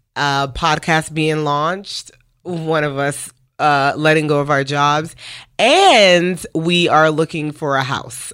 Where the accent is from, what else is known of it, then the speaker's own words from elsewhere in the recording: New York City, New York, United States; moved away as an adult; now in Dallas, United States; we are from Brooklyn, New York, uh, now living in Dallas, Texas for the past five and a half years. But, uh, we met each other in the projects